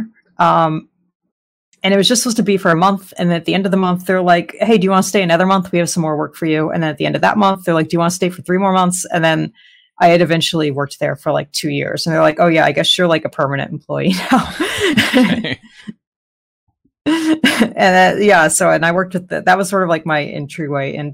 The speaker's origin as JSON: {"language": "English", "region": "Arizona", "country": "United States", "moved": "as an adult", "lives_now": "Southern California, United States", "said": "I'm originally from Arizona, the Southwest"}